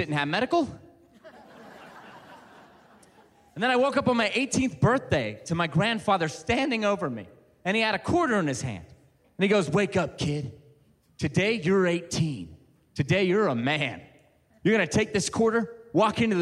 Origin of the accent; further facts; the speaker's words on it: Ohio, United States; now in Western United States; I'm from Ohio